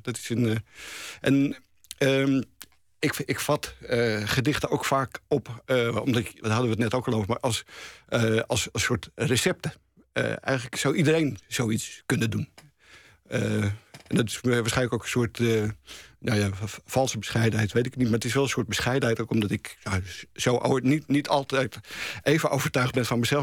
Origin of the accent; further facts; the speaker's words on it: Amsterdam, North Holland, Netherlands; maar wij waren plotseling Amsterdammers.